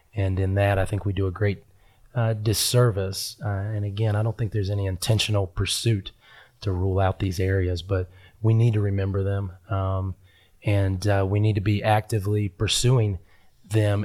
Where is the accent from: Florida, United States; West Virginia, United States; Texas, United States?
West Virginia, United States; Huntington; I am from West Virginia. That's where I was born and raised, a little town called